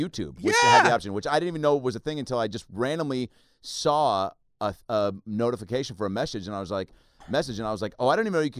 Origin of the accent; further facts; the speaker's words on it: Seattle, Washington, United States; see that I'm from Seattle. Maybe know that I don't have a team